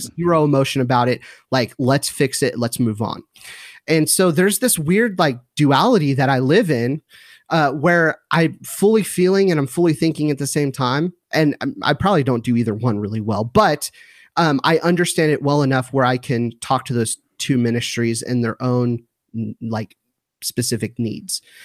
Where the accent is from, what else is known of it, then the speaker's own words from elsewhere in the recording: Southern California, United States; moved away as an adult; now in McKinney, United States; my wife and I were born and raised in Southern California